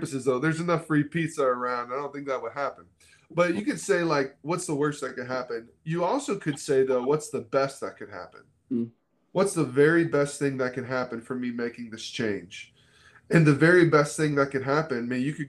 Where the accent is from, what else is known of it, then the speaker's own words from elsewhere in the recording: Florida, United States; moved away as an adult; also born or lived in Kentucky; now in Dayton, United States; I grew up in Florida. I thought I'd live in Florida forever.